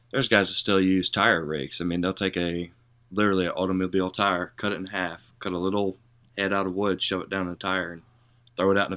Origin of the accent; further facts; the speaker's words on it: Alabama, United States; also born or lived in Delaware / Georgia; Um, so we, uh, I was born in Delaware, then went to Georgia. Um, after Georgia, went to Alabama. Spent most of my childhood in Alabama, um, and then made my way back up